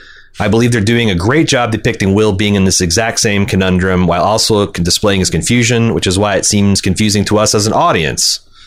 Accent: Anderson, Indiana, United States; I grew up in Anderson, Indiana, the meth capital of the Midwest.

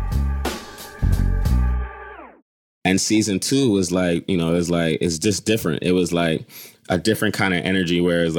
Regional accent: Philadelphia, Pennsylvania, United States; I grew up in Philly

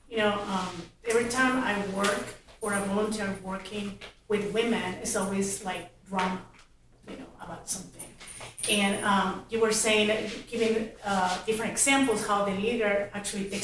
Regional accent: Mexico; I'm from Mexico.

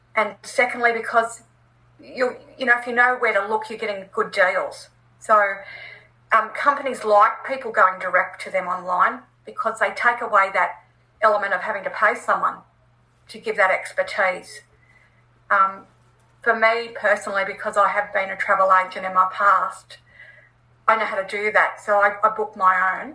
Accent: Australia; as an Australian

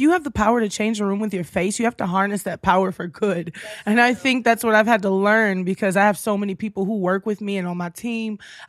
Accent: Houston, Texas, United States; also born or lived in Minnesota; now in Los Angeles, United States; I'm from Houston.

